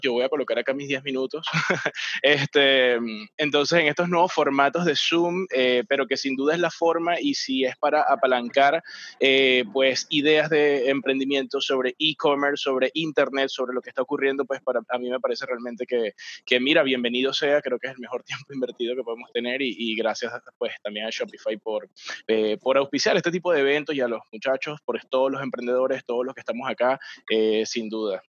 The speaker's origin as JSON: {"language": "Spanish", "country": "Venezuela", "said": "soy venezolano"}